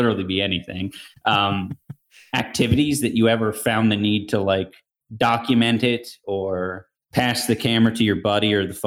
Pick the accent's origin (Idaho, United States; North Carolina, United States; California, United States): California, United States; I'm from California